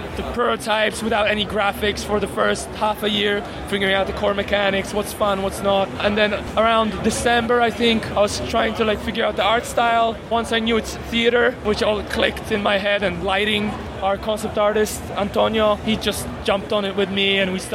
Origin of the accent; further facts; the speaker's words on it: Poland; now in San Francisco, United States; I'm kind of from Poland